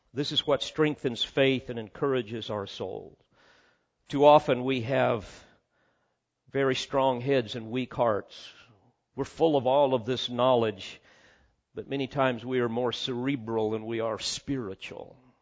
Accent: Illinois, United States; our home over on the other side of Illinois

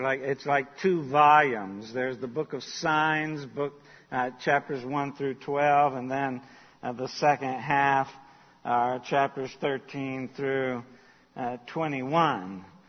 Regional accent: Charleston, United States; I grew up in Charleston

